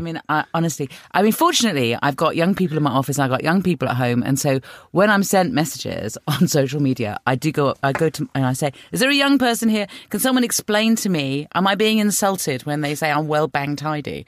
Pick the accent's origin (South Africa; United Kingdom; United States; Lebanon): United Kingdom; London; I'm from North London, and yeah, I bought my house twenty-five years ago